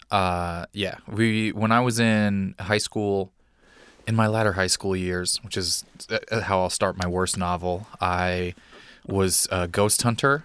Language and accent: English; Lake Tapawingo, Missouri, United States; I grew up in Missouri in a, a, a town called Lake Tapawingo.